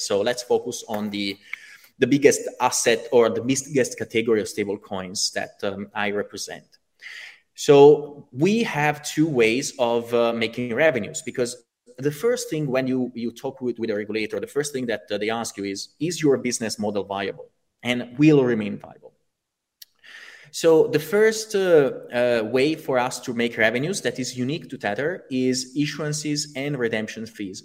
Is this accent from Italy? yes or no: yes; Italy; I come from Italy